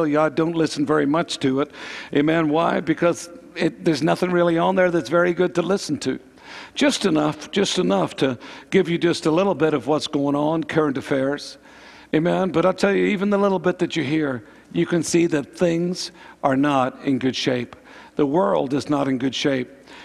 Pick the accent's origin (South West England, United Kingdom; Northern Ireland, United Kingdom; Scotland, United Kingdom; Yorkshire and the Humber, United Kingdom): Northern Ireland, United Kingdom; Karen and myself, we grew up in Northern Ireland